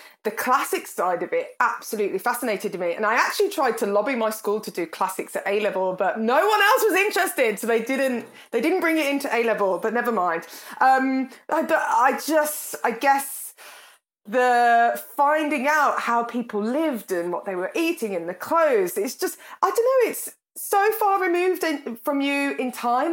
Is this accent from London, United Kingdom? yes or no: no; Birmingham, West Midlands, United Kingdom; I come from Birmingham. You can probably tell from my accent